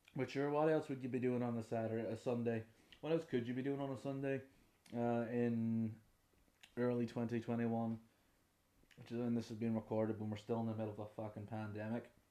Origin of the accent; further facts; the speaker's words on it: Derry, Northern Ireland, United Kingdom; I'm from Derry in the north of Ireland